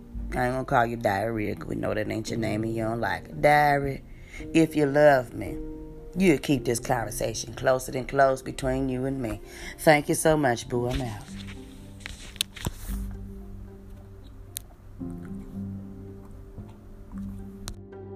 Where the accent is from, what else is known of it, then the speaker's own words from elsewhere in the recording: New York City, New York, United States; We came from out of Harlem, Renaissance High